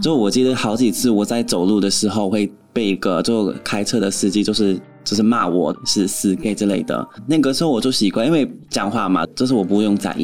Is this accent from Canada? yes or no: yes; Edmonton, Alberta, Canada; Chinese is a second language; moved away as an adult; now in Taiwan; 我在那边长大的时候，还是有一点偏偏地